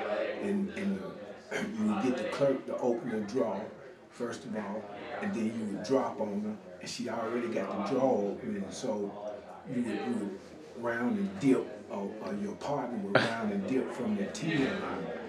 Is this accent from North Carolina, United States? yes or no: yes; Charlotte, North Carolina, United States; I grew up in the Greer Heights community. Here in Charlotte, North Carolina, in the southeast part of Charlotte.